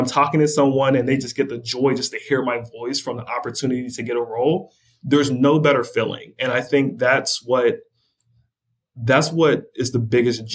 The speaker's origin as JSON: {"language": "English", "town": "Pittsburgh", "region": "Pennsylvania", "country": "United States", "said": "I'm from Pittsburgh"}